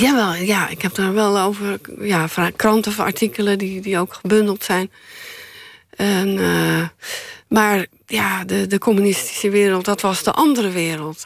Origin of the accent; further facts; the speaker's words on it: Middelburg, Zeeland, Netherlands; also born or lived in Leiden / Sassenheim; En daar ben ik toen geboren. toen ze in Sassheim woonden, ben ik in Leiden geboren. En toen kreeg mijn vader een, een baan als leraar in, in Middelburg. En is het gezin naar Zeeland verhuisd.